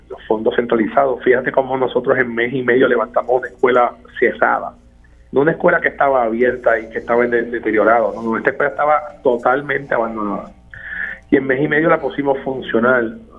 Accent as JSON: {"language": "Spanish", "town": "Coamo", "country": "Puerto Rico", "tie": "born or raised there", "said": "con mucha gente, industriales, comerciales de mi pueblo, comerciantes de mi pueblo, padres, directores, directores actuales. De hecho, la idea sale de uno de ellos, de escuela superior, profesor, doctor eh, Cardona o sea que no el secretario de Educación, Cardona, el el director de la José Felipe Saya de Coamo."}